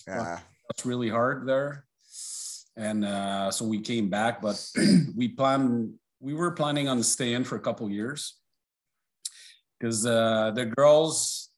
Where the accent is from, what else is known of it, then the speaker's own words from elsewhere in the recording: Drummondville, Quebec, Canada; also born or lived in Laval; it was in my hometown. It was here in Drummondville.